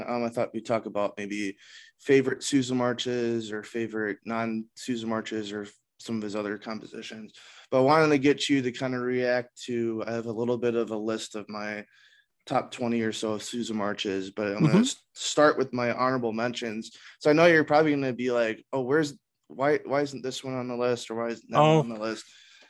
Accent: Wisconsin, United States; I'm from Wisconsin

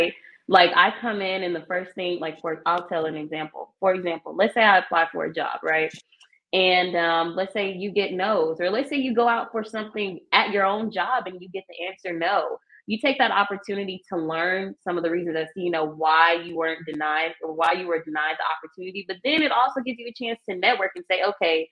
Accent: Stone Mountain, Georgia, United States; moved away as an adult; now in Tallahassee, United States; I'm from Stone Mountain, which is like metropolitan Atlanta area.

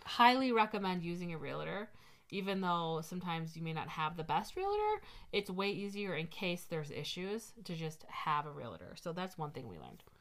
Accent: Midwest, United States; we're from the Midwest

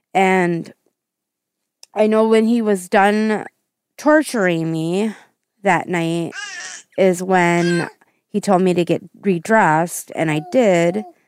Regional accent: Central Wisconsin, United States; I am from Central Wisconsin area

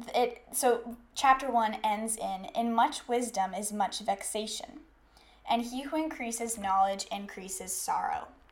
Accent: the South, United States; I grew up in the South, and so a lot of us just grow up knowing scripture

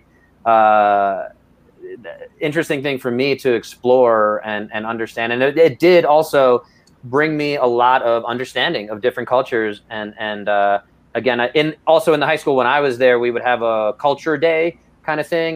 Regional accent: New York City, New York, United States; growing up in Brooklyn in that environment

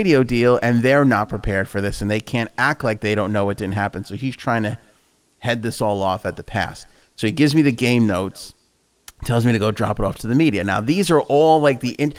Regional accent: New York City, New York, United States; I grew up in Queens, so I spent very little time on Long Island

